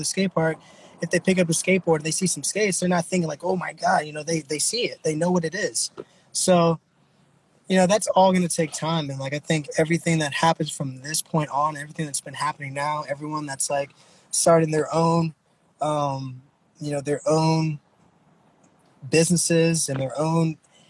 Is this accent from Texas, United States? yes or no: yes; Texas, United States; now in Oakland, United States; I'm originally from here, from Oakland. I was born here, and then I was raised in Texas